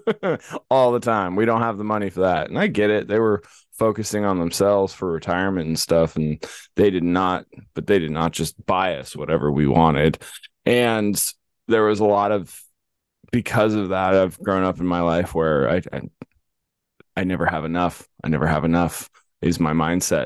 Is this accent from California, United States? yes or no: yes; Los Angeles, California, United States; When we grew up in California, there was no cows. It was in the heart of Los Angeles, San Fernando Valley, Granada Hills, North Hollywood area